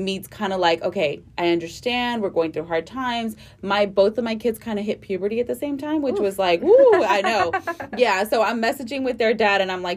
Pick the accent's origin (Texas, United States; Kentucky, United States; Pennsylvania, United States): Texas, United States; the Rio Grande Valley, South; also born or lived in Houston; I'm from the Valley, too